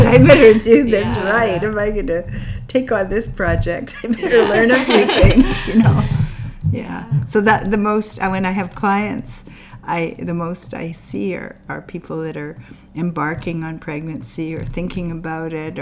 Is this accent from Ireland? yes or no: no; Canada; also born or lived in India / Kamloops; I'm Canadian